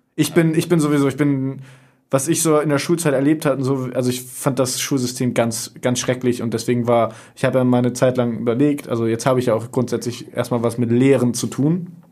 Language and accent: German; Oldenburg, Lower Saxony, Germany; moved away as an adult; now in Bremen, Germany; Ich komme ursprünglich auch aus Oldenburg, aber wohne mittlerweile in Bremen